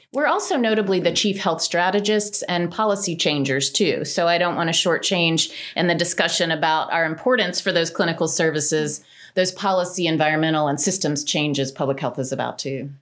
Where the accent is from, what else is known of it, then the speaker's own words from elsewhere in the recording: Cullowhee, North Carolina, United States; I grew up in Cullowhee, North Carolina